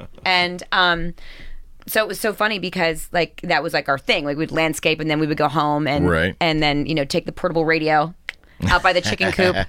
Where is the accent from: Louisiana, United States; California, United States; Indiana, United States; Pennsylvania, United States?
Pennsylvania, United States; Southwestern; accent: Southern; growing up here was like almost like growing up in Texas. You know, it was like faith, family, friends, football.